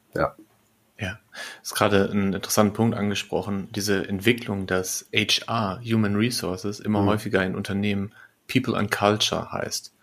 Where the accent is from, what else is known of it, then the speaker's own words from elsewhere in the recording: Lippstadt, North Rhine-Westphalia, Germany; also born or lived in Bielefeld; now in Berlin, Germany; in Bielefeld, wo ich lange war, ähm, oder in, in Lippstadt, wo ich geboren bin